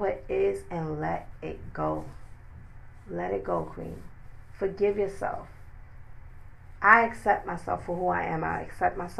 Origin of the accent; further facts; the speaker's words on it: New York City, New York, United States; I'm from New York City